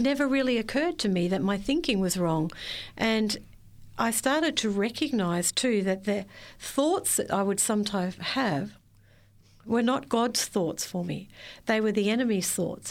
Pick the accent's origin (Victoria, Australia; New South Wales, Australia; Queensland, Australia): Victoria, Australia; I was born and raised in Victoria, spent all my life there